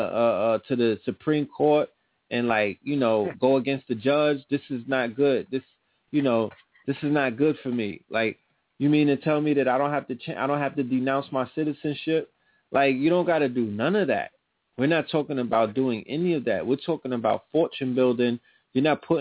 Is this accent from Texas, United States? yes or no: no; New York City, New York, United States; The people that I grew up with in Brooklyn